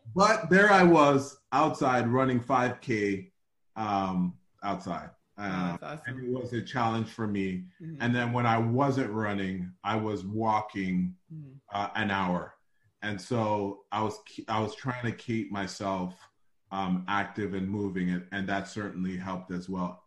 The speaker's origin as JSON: {"language": "English", "town": "Toronto", "region": "Ontario", "country": "Canada", "tie": "born or raised there", "said": "this snotty nosed kid from Rexdale who had no money"}